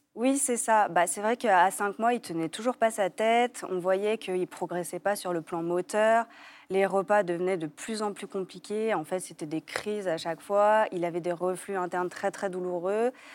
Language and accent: French; Lyon, Auvergne-Rhône-Alpes, France; moved away as an adult; also born or lived in Paris; now in Lyon, France; retourner à Lyon, parce qu'on est lyonnais de base